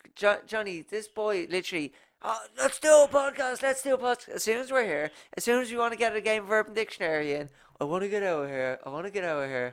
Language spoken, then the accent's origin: English; Ireland; I'm Irish